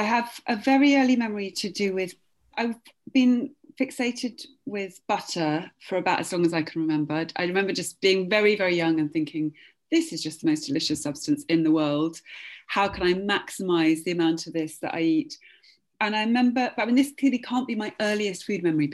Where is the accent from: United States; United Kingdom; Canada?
United Kingdom; Oxford, South East England; I grew up in Oxford